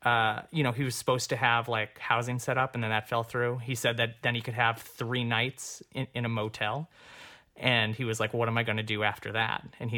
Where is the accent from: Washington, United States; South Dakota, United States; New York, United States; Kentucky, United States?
New York, United States; I came from New York. And the 2 years before I moved here, I was working as a director, which was fantastic.